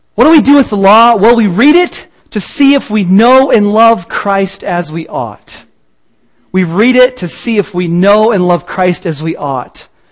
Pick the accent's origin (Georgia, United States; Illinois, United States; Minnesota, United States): Illinois, United States; Peoria; I'm from Peoria